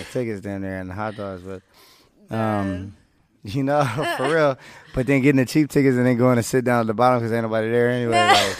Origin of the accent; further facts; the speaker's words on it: Bay Area, California, United States; moved away as an adult; also born or lived in New Orleans; now in Los Angeles, United States; I'm this kid from the Bay